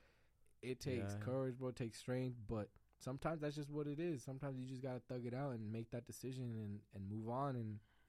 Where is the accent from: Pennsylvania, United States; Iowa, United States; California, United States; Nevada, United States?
Nevada, United States; Las Vegas; I'm born and raised Vegas, so I'm Vegas style, bro. I've been here all my life.